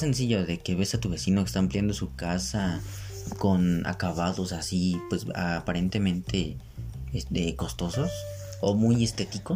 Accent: Mexico

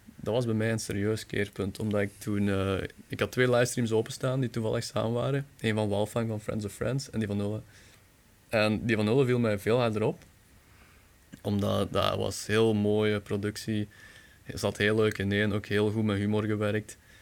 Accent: Bekkevoort, Flanders, Belgium; ik ben van Bekkenvoort

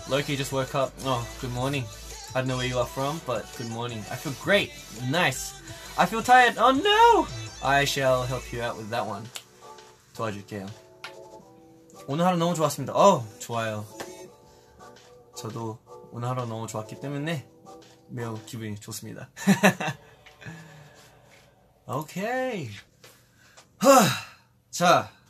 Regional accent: Australia; now in South Korea; 저는 이제 또 호주에서 왔었잖아요. 그래서 호주에 있었던 일들 아니면 여기로 온 계기나

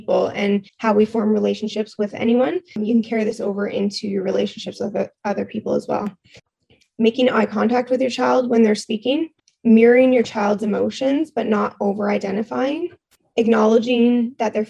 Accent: Ontario, Canada; moved away as an adult; now in Nova Scotia, Canada; I am out in Nova Scotia right now, but I'm originally from Ontario

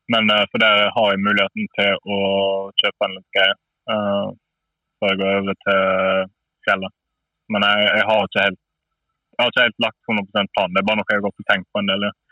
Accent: neighbouring municipality of Fitjar, Vestland, Norway

